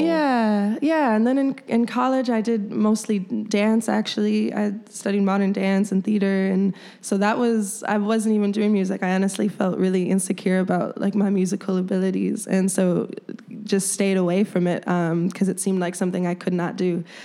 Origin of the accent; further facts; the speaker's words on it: Chicago, Illinois, United States; this is my home. This is my hometown